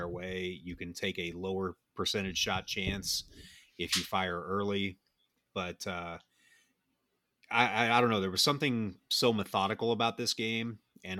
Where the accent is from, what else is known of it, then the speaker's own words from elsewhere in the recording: United States; American soccer fans